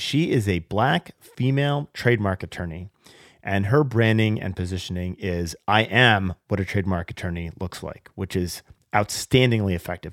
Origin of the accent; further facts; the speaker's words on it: Seattle, Washington, United States; my my hometown of Seattle